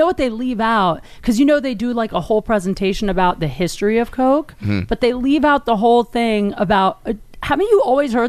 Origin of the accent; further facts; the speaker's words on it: Canton, Ohio, United States; moved away; I grew up in Canton, Ohio.